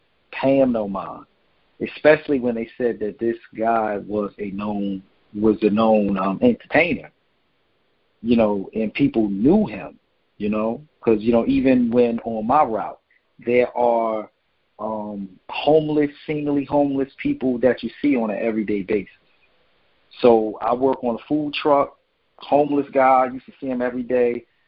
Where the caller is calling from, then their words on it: New Jersey, United States; from New Jersey.